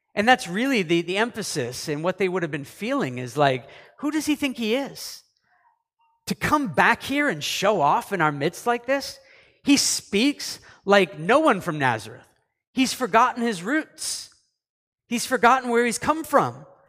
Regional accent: Canada; also born or lived in United States; I'm a Canadian

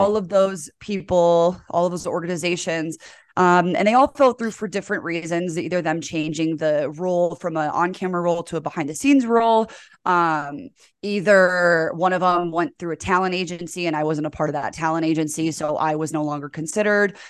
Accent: Geneva, Illinois, United States; moved away as an adult; also born or lived in Michigan / Pocatello, Idaho; now in Salt Lake City, United States; I grew up in the suburbs of Chicago in a town called Geneva.

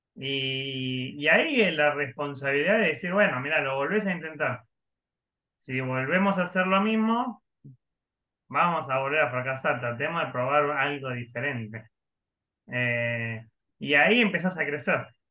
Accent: Río Negro, Argentina

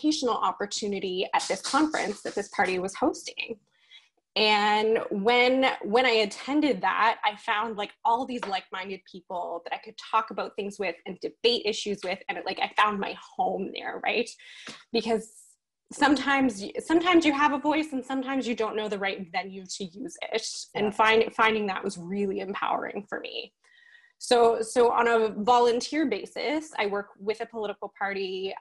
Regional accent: Nova Scotia, Canada; I'm from Nova Scotia

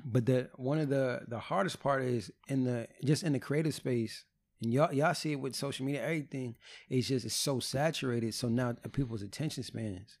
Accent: New Jersey, United States; I'm from New

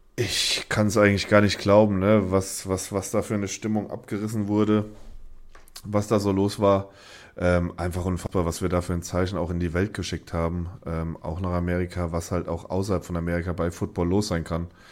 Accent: Germany; als Deutscher

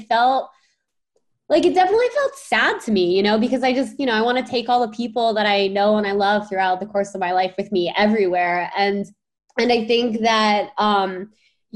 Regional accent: East Coast, United States; I grew up on the East Coast

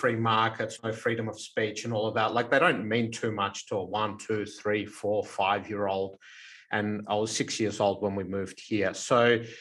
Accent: Melbourne, Victoria, Australia; we grew up in the Elsternwick Housing Commission flats here in Melbourne

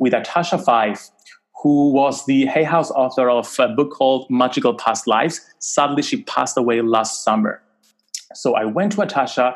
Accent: Cyprus; I grew up in Cyprus, a very small island, small community

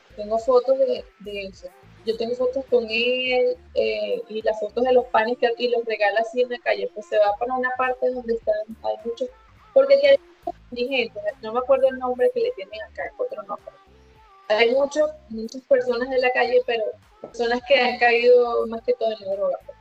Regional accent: Venezuela; moved away as an adult; now in Medellín, Colombia; tú eres venezolano igual que yo

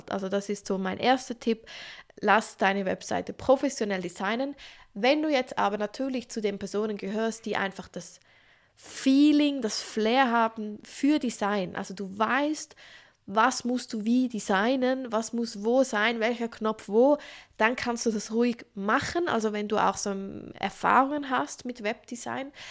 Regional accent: Switzerland; Übrigens, ich wohne in der Schweiz, ich bin Schweizerin, aber ich mache diese Podcast-Folge auf Hochdeutsch

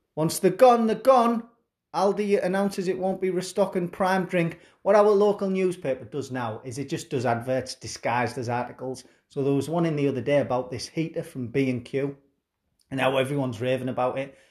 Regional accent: Teesside, North East England, United Kingdom; I'm from Teesside, northeast of England

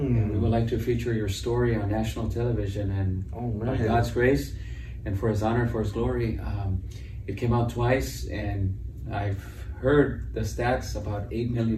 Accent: Los Angeles, California, United States; I grew up in East LA I was born there and I grew up there

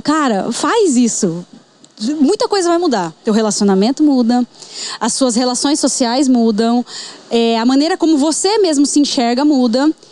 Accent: Bandeirantes, Paraná, Brazil; nasci em Bandeirantes, Paraná.

